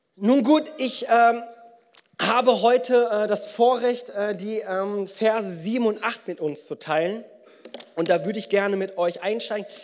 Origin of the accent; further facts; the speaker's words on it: Bonn, North Rhine-Westphalia, Germany; unter uns Bonnern